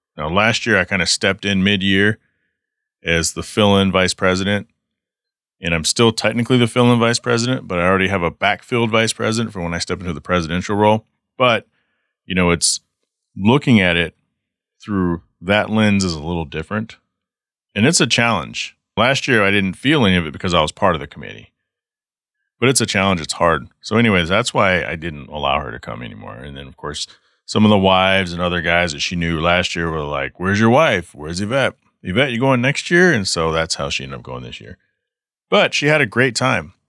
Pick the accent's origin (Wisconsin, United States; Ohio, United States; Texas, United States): Texas, United States; Garland; moved away as an adult; also born or lived in Savannah, Georgia / Douglasville, Georgia; now in Michigan, United States; before my family moved to Texas, which is where I went from kindergarten all the way through, you know, nineteen ninety-nine when I moved to Michigan